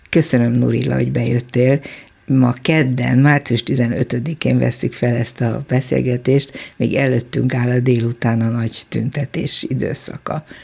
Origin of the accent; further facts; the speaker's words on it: Kyrgyzstan; Hungarian is a second language; moved away as an adult; now in Hungary; én Szovjetunióban nőttem föl, szocializálódtam